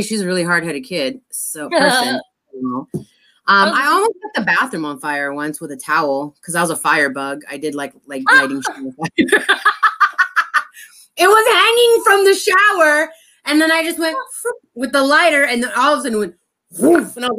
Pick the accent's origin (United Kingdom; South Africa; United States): United States; Los Angeles, California; I grew up in the 80s and 90s in Highland Park